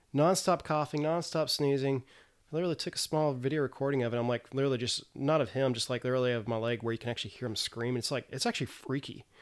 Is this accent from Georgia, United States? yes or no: no; Tennessee, United States; moved away as an adult; now in South Korea; I'm actually from Tennessee